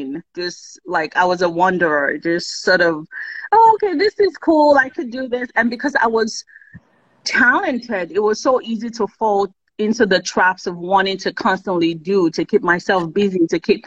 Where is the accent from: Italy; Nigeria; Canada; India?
Nigeria; Kogi; I'm from Kogi State.